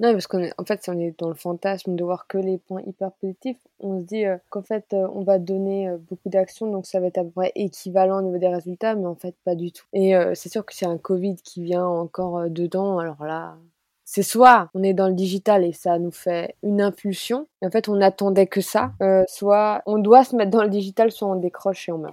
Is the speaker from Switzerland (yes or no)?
no; Alsace, Grand Est, France; Moi je suis alsacienne